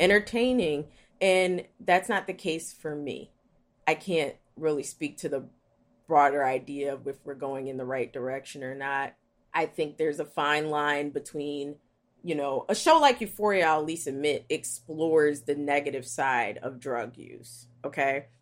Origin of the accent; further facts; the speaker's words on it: Philadelphia, Pennsylvania, United States; I am from West Philly.